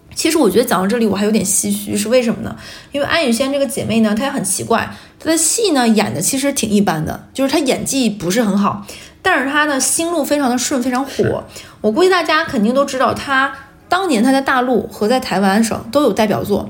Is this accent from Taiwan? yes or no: no; Northeast China, China; 我们几个人都是东北人